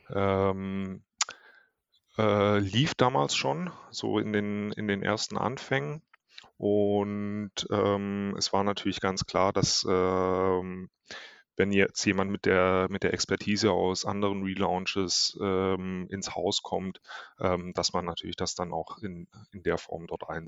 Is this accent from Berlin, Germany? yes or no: no; Ravensburg, Baden-Württemberg, Germany; now in Hamburg, Germany; Ähm, aus Ravensburg